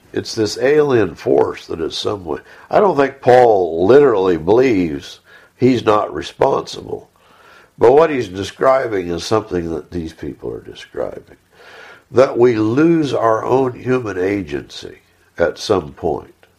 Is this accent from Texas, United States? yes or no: yes; Texas, United States